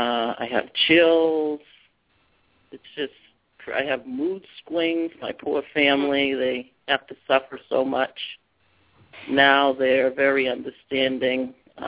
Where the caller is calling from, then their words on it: Massachusetts, United States; I'm calling from Massachusetts.